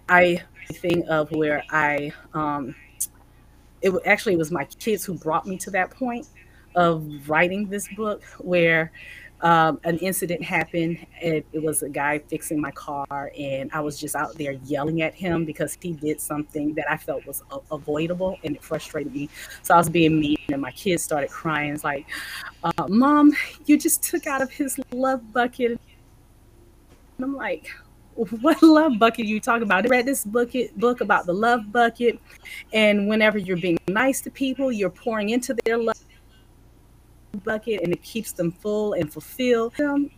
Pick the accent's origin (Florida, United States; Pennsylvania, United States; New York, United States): Florida, United States; also born or lived in Bridgeport, Connecticut; I was born in Florida, raised, lived a little in Bridgeport, Connecticut, and then we moved back to Florida and then we moved back to military.